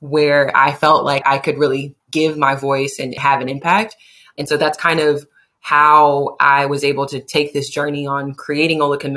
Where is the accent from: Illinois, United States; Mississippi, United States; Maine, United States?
Mississippi, United States; Jackson; moved away; also born or lived in Atlanta; I grew up in Jackson, Mississippi, one of the poorest states in the country